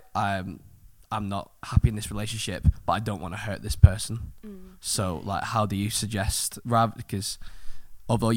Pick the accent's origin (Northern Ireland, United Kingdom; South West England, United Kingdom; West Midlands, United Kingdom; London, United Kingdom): South West England, United Kingdom; Cornwall; I grew up in Cornwall next to the beach